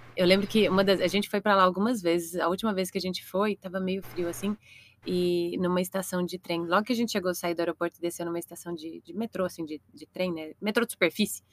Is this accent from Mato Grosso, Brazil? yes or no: yes; Nova Juventina, Mato Grosso, Brazil; moved away as an adult; also born or lived in Belo Horizonte; now in São Paulo, Brazil; sou de Nova Juventina, no Mato Grosso, mas fui pra Belo Horizonte fazer a faculdade na U F M G